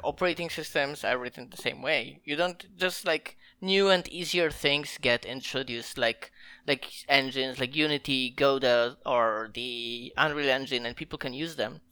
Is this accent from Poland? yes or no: yes; Poland; I'm from Poland